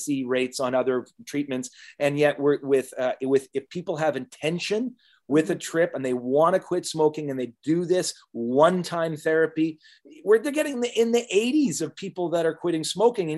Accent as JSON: {"language": "English", "country": "Canada", "said": "as Canadians"}